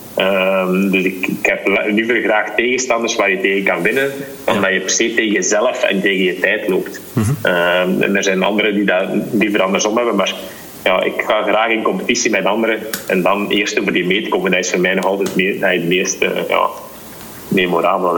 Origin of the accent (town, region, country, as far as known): Belgium